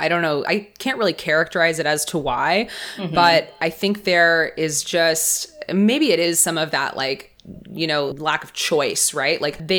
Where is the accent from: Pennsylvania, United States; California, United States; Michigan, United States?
California, United States; Los Angeles; I'm from LA.